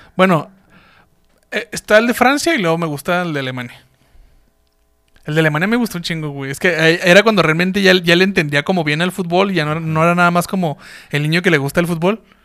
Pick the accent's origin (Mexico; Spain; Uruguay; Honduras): Mexico; nuestra identidad como mexicanos